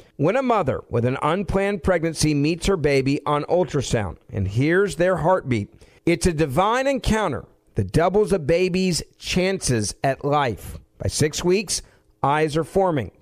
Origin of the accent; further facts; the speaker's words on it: Memphis, Tennessee, United States; In my hometown of Memphis